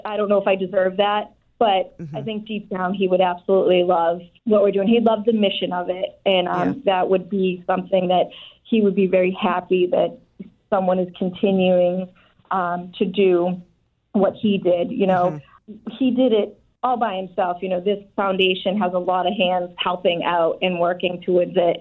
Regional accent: Brockton, Massachusetts, United States; So I grew up in Brockton, and I'm still here in Brockton

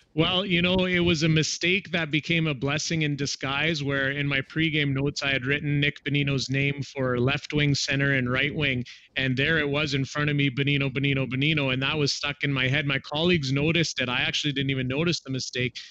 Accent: southern Alberta, Canada; growing up in a small town in southern Alberta

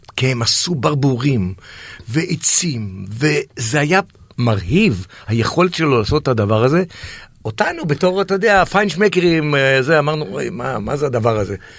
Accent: Israel; בתור ילד בקיבוץ

